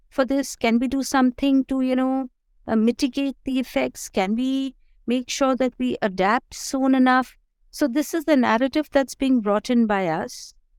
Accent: Delhi, India; moved away as an adult; also born or lived in Punjab (ancestry); now in Munsiari, India; I am pretty much a city uh, woman who grew up, who was born and brought up in Delhi

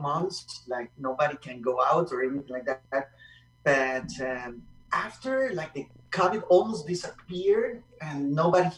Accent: Costa Rica; accent: Costa Rican twang; English is a second language; also born or lived in Boston; now in France; I'm coming from Latin America. I'm coming from Costa Rica.

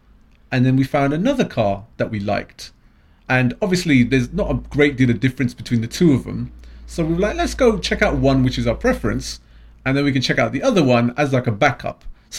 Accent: London, United Kingdom; I am a Londoner.

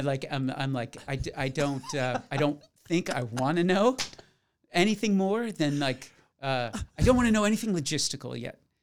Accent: Florida, United States; my hometown of Florida

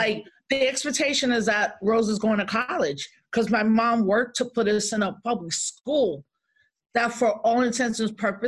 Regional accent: New York City, New York, United States; also born or lived in Elmsford, New York; I was born in the Bronx.

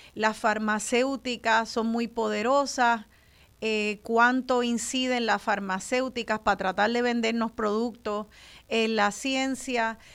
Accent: Puerto Rico; los puertorriqueños y puertorriqueñas

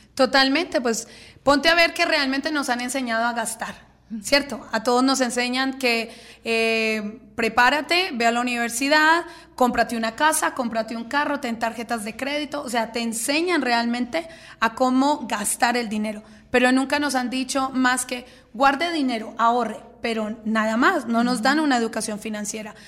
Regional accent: Colombia; soy colombiana

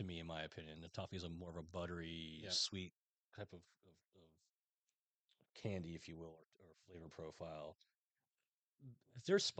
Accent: New York, United States; also born or lived in Westchester County; now in Florida, United States; I'm from New York.

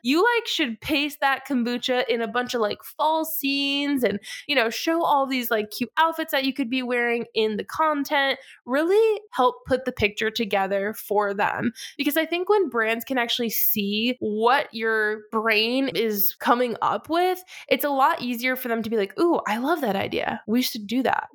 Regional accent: Massachusetts, United States; moved away as an adult; now in Charlotte, United States; I am from Massachusetts, born and raised

